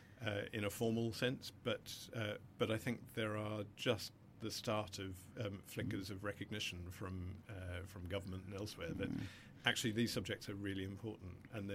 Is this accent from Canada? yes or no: no; Australia; growing up in Australia in the 70s, 80s